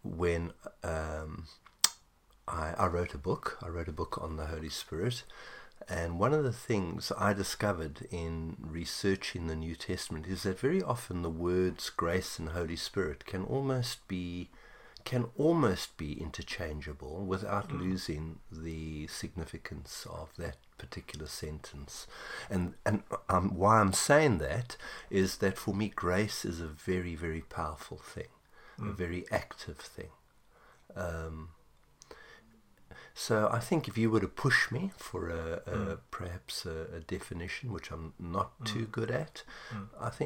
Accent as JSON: {"language": "English", "country": "South Africa", "said": "that's part of our history as a South African."}